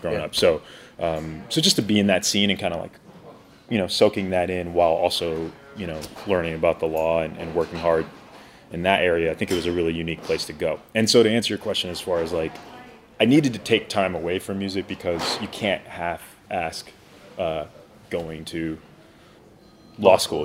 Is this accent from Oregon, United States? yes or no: yes; Portland, Oregon, United States; I grew up in Portland, Oregon